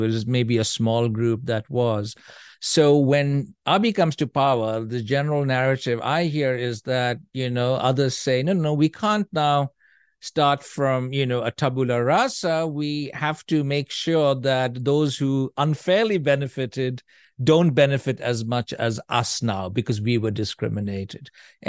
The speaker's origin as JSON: {"language": "English", "country": "Norway", "said": "She's white. I am of Indian origin. And the kids are mixed. And there was considerable curiosity, so to speak, about this family that had come. And they, of course, did not know, most people, that we were from Norway."}